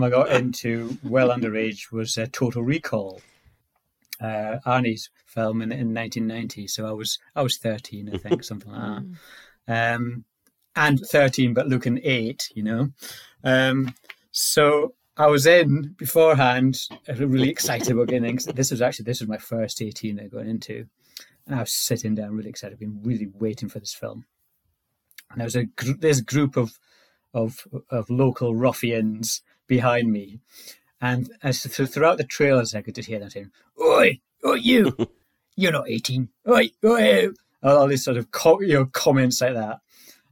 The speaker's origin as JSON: {"language": "English", "area": "Orkney", "region": "Scotland", "country": "United Kingdom", "tie": "born or raised there", "said": "I was born in Orkney, which is a very sort of remote sort of island in northern Scotland"}